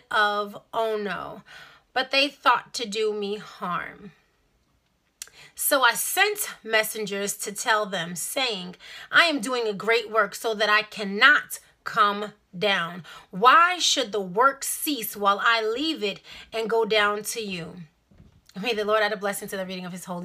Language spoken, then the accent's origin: English; New York City, New York, United States; I'm from Brooklyn